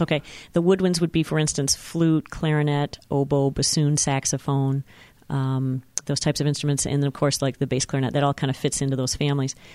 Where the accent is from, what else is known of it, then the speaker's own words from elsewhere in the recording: Petoskey, Michigan, United States; moved away as an adult; also born or lived in Lansing, Michigan / Muskegon, Michigan; I grew up in Petoskey, Michigan